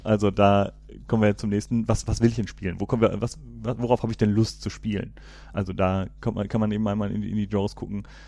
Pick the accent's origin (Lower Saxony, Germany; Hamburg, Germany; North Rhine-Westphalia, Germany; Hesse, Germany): North Rhine-Westphalia, Germany; Cologne; ich komme ja hier aus Köln